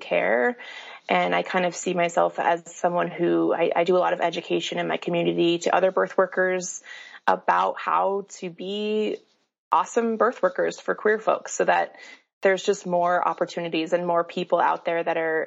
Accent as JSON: {"language": "English", "region": "Colorado", "country": "United States", "tie": "born or raised there", "moved": "yes", "lives_now": "Salt Lake City, United States", "said": "I grew up in Colorado and have moved around quite a bit"}